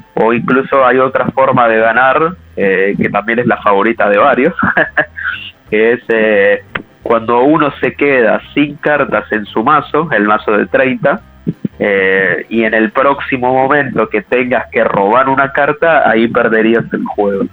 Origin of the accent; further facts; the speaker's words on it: Buenos Aires, Argentina; nosotros somos acá de Buenos Aires, eh, sobre todo de Capital Federal